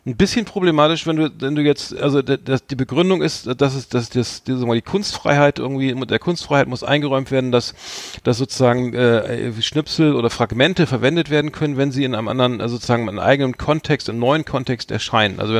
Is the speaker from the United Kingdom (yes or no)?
yes; Wales, United Kingdom; German is a second language; Ich komme aus Wales.